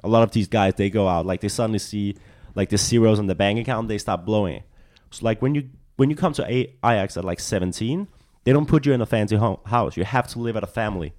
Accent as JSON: {"language": "English", "town": "Copenhagen", "region": "Capital Region of Denmark", "country": "Denmark", "tie": "born or raised there", "second_language": "English", "moved": "as an adult", "lives_now": "Los Angeles, United States", "said": "I'm from, I'm from the capital. I'm from Copenhagen."}